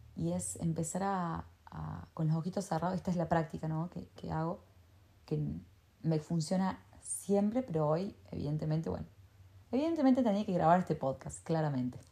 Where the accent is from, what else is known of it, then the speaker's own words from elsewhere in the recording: Argentina; yo soy de Argentina